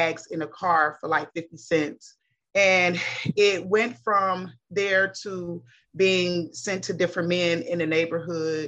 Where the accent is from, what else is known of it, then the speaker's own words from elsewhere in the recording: Cincinnati, Ohio, United States; I was born in the 70s, raised up in the 80s in Cincinnati, Ohio